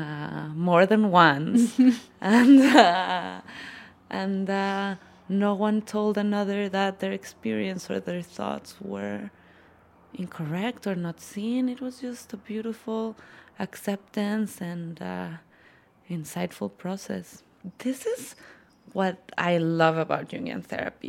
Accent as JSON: {"language": "English", "region": "Mexico City", "country": "Mexico", "said": "I am a psychologist from Mexico City"}